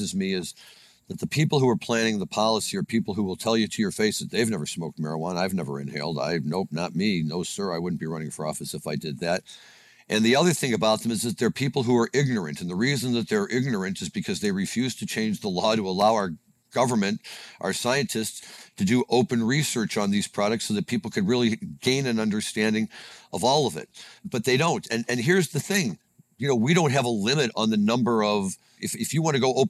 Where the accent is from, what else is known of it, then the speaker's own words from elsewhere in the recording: Missouri, United States; moved away; I am from Missouri